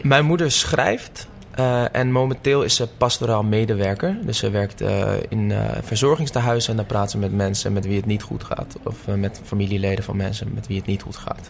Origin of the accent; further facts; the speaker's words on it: Amsterdam, North Holland, Netherlands; in de staatsliedenbuurt woon ik. Oh, oké. Dus op de buurt waar ik geboren ben.